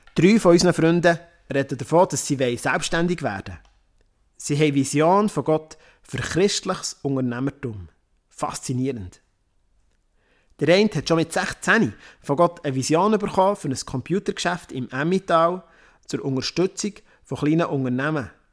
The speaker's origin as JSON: {"language": "German", "town": "Worb", "region": "Bern", "country": "Switzerland", "tie": "born or raised there", "also_born_or_lived": "Romandie", "said": "in Worb. Das ist mein Heimatdorf, wo ich aufgewachsen bin."}